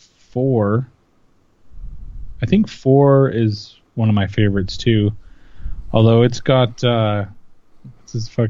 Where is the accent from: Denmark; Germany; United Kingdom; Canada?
Canada; I'm Canadian